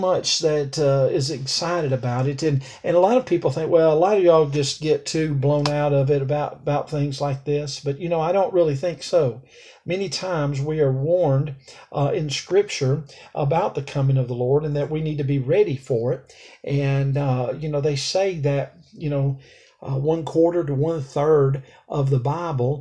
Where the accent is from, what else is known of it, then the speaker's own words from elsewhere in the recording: Alabama, United States; It's where I was born. It's so therefore it's my home state. It was where I was raised